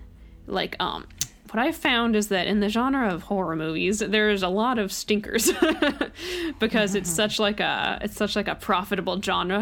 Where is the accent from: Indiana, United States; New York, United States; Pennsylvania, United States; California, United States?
California, United States; Bay Area; also born or lived in Orange County, California; So I grew up in the Bay Area, and then I went to college in Orange County, which is in Southern California.